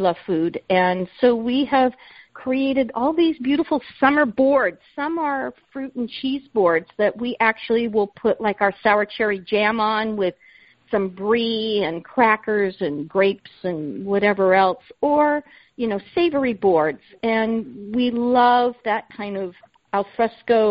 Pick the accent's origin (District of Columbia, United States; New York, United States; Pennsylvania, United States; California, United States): California, United States; Southern; now in State College, United States; I grew up in Southern California